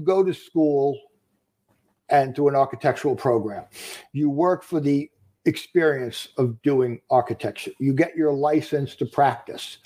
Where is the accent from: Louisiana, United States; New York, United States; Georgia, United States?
New York, United States; Long Island; Born and raised on Long Island.